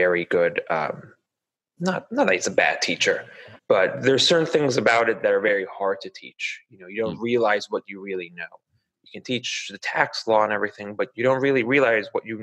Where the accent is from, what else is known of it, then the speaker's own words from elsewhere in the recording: Huntington, New York, United States; also born or lived in North Shore, Long Island; I grew up on Long Island, the North Shore, right? When I was, I guess, in third grade-ish, we moved into Suffolk County to Huntington.